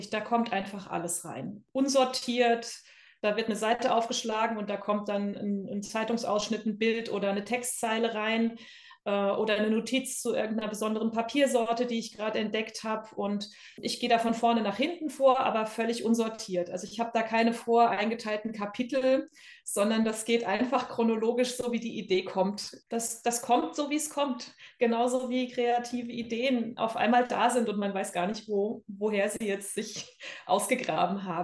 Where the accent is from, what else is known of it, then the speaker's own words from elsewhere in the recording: Bad Kreuznach, Rhineland-Palatinate, Germany; also born or lived in United States; Äh, in Bad Kreuznach, das ist in Rheinland-Pfalz, in der Nähe von Mainz.